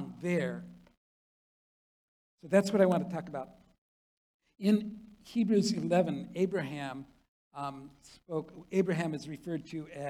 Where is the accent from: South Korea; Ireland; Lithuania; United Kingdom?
South Korea; now in United States; I was born in Korea. I was a foreigner from the moment of my birth